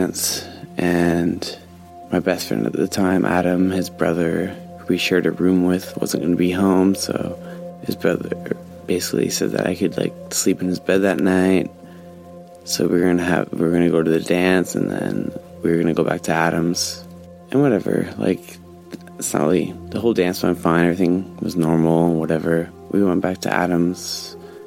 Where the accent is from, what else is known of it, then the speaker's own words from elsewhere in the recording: Northern Ontario, Canada; I'm from Northern Ontario, so old area, very old